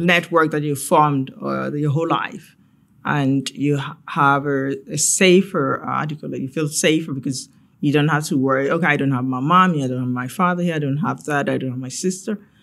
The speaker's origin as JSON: {"language": "English", "country": "Ghana", "tie": "born or raised there", "moved": "as an adult", "said": "growing up in Ghana"}